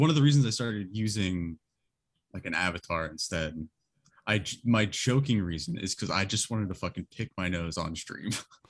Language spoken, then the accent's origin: English; Houston, Texas, United States; I think I'm from Houston, so I think if I'm remembering correctly, there's a Dragon Ball Z themed bar down here somewhere.